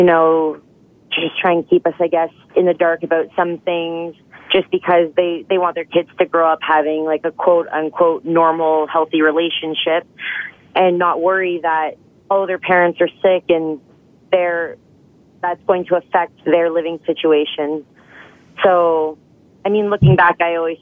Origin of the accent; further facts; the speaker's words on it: Ajax, Ontario, Canada; now in Victoria, Canada; I'm from Ajax, Ontario originally, now living in Victoria, BC